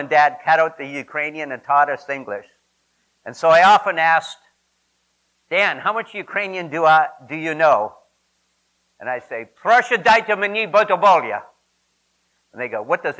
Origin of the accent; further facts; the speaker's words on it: Saskatchewan, Canada; now in United States; I am Canadian by birth. I tell people I was born in Saskatchewan or Saskatchewan Bush, as we call it, up there